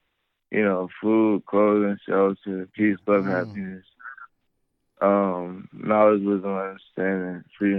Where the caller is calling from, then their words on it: Charlotte, North Carolina, United States; Charlotte, North Carolina.